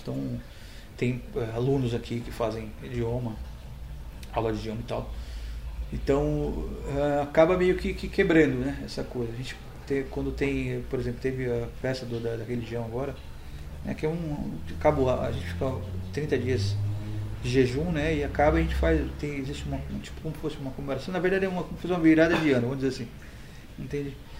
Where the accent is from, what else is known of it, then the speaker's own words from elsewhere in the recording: Embu das Artes, São Paulo, Brazil; also born or lived in Vila Missionária, São Paulo; aqui em Bu foi onde realmente me criei, de pivete